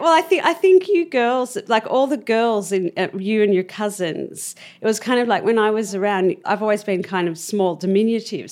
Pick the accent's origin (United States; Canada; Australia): Australia; Melbourne, Victoria; moved away; I grew up in Albert Park, actually. That's where I was born